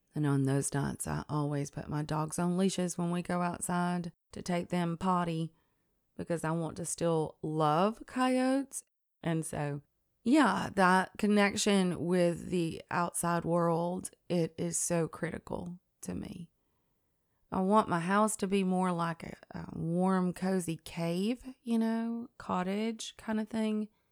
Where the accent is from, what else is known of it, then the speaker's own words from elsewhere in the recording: Tennessee, United States; I'm also from River Folk. Um, the Tennessee River runs right through our state, and it is a natural resource that has informed all of my, well, everything, my growing up, my memories, um, the inflection of the way I speak